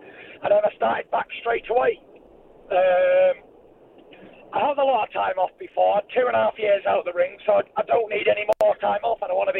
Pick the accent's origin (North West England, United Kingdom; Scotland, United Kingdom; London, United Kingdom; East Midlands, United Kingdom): North West England, United Kingdom; Manchester; I'm obviously from Manchester